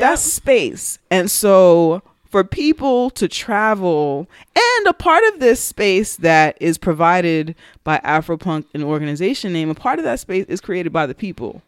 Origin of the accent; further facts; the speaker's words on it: New York City, New York, United States; we're from New York, from the Bronx